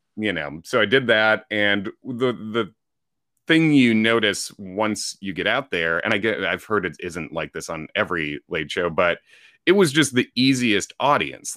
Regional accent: Chicago, Illinois, United States; moved away as an adult; also born or lived in Indiana; now in New York City, United States; I grew up in the Chicago area

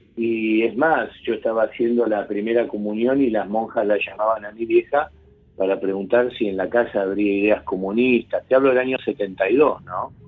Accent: Buenos Aires, Argentina; en la zona de Flores Floresta

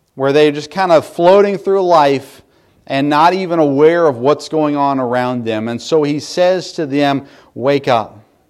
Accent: United States; here in America

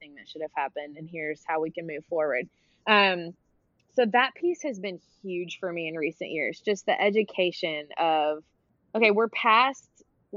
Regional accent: Memphis, Tennessee, United States; moved away as an adult; now in Texas, United States; I spent most of my years growing up in Memphis, Tennessee

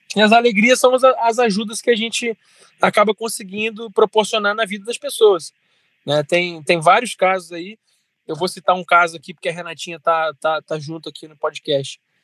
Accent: Resende, Rio de Janeiro, Brazil; nasci em Resende, fui criado aqui em Resende

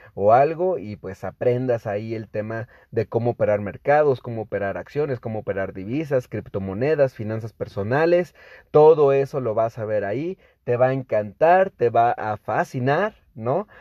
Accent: Mexico; obviamente mexicanos

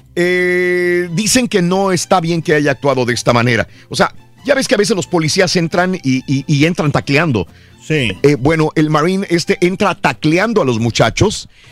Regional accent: Mexico; now in United States; aquellos que vivimos en México cuando éramos niños

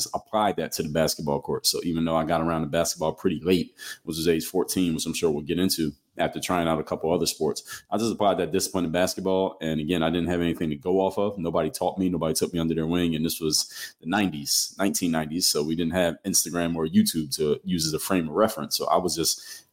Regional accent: Philadelphia, Pennsylvania, United States; I'm from Philly

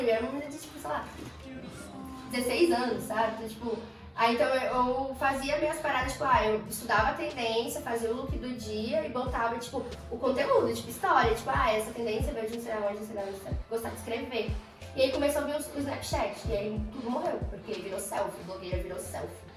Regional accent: Taguatinga, Federal District, Brazil; eu sou de Taguá. Taguá. minha city, é o meu país

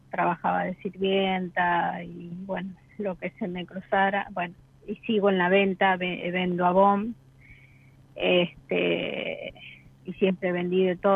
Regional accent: Rosario, Santa Fe, Argentina; De Rosario.

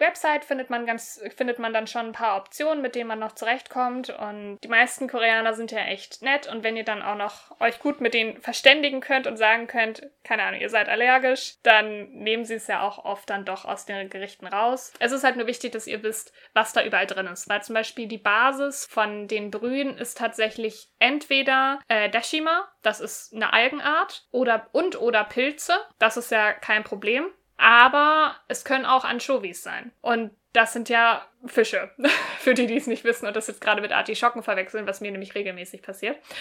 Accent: Germany; bei uns in Deutschland

